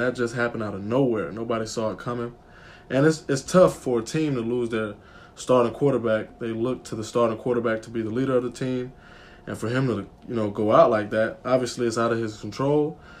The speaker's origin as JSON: {"language": "English", "town": "Atlanta", "region": "Georgia", "country": "United States", "moved": "as an adult", "lives_now": "Washington, D.C., United States", "said": "I'm a sports management major, sociology minor, from Atlanta, Georgia."}